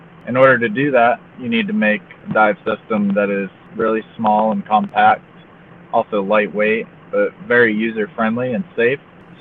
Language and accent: English; Fort Lauderdale, Florida, United States; I grew up in Fort Lauderdale, Florida, where I spent a lot of time as a kid on the boat and everything